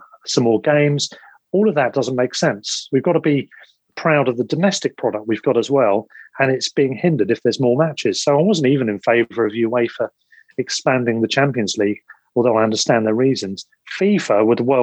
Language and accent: English; England, United Kingdom; we're English football fans